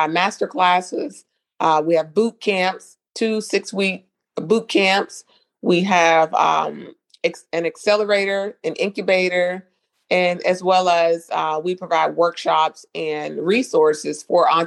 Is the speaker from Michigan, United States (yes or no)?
no; North Carolina, United States; accent: Southern twang; moved away as an adult; now in South Florida, United States; I'm not from South Florida. I'm originally from North Carolina. I moved to South Florida back in 2012